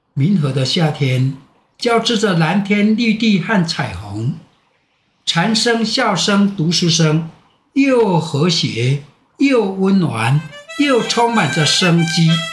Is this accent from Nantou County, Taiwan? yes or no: yes; Minhe Village, Nantou County, Taiwan; moved away as an adult; also born or lived in Luye, Taitung County / Taipei; 这是我的家乡，只要有我在，民和没问题